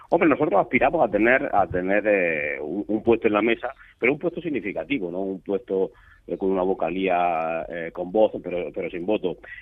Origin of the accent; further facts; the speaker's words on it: Antas, Andalusia, Spain; yo soy de Anta